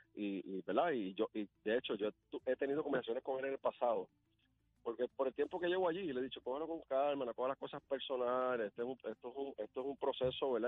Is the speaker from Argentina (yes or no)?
no; Ciales, Puerto Rico; yo soy de Ciales